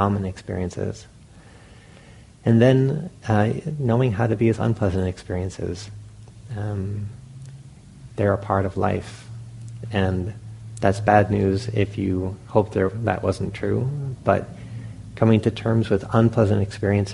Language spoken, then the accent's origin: English; Providence, Rhode Island, United States; when I was a young boy, I grew up in Providence, Rhode Island